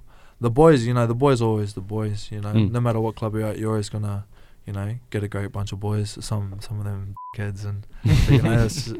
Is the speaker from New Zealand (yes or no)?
yes; New Zealand; now in Australia; Well, I moved over from New Zealand in 2007, and that was the first time I ever watched State of Origin.